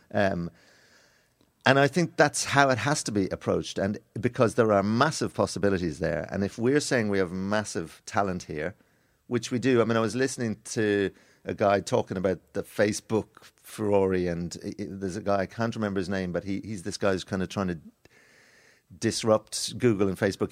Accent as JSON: {"language": "English", "country": "Ireland"}